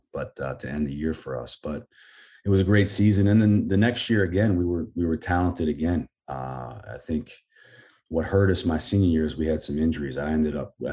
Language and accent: English; Portland, Maine, United States; coming from here, growing up in the Portland area